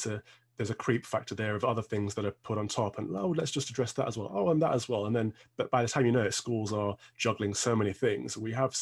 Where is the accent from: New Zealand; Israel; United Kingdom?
United Kingdom; Midlands; now in London, United Kingdom; I'm from the Midlands. We had lots of open space in our schools